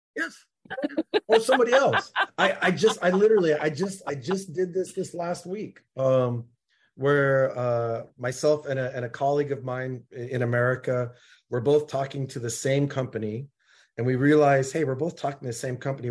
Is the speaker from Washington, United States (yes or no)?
yes; Seattle, Washington, United States; I'm from Seattle